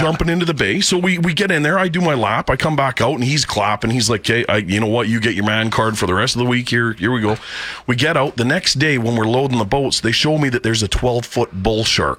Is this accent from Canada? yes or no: yes; Canada; they tell him I'm Canadian.